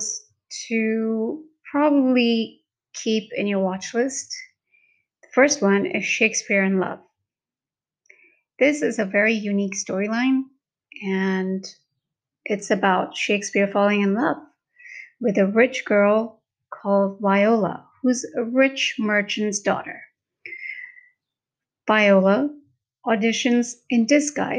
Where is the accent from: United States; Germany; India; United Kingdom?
India; Mumbai, Maharashtra; first language Hindi; English is a second language; I'm from India and born in Mumbai. Hindi is native to me